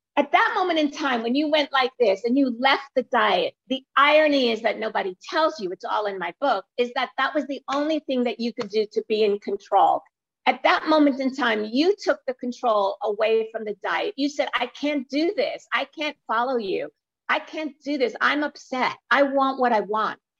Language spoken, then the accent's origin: English; New York City, New York, United States; I live in New York City, not far from the Empire State Building, and I was born in Brooklyn